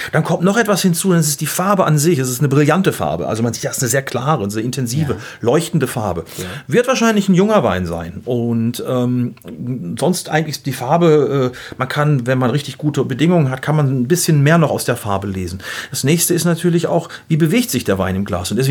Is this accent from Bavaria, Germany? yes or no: no; Gütersloh, North Rhine-Westphalia, Germany; Gibt auch welche, die sagen so aus Gütersloh, sage ich mal aus meiner Heimat, die würden sagen, oh, der ölt aber gut.